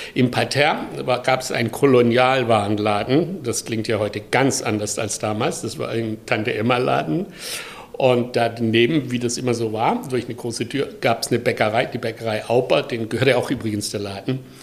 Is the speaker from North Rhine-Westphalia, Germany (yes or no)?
no; a village near Pforzheim, Baden-Württemberg, Germany; moved away; ich komme aus Süddeutschland, im Dorf, äh, nahe Pforzheim und 1948 geboren. Und mein Vater ist gestorben, als ich drei Monate alt war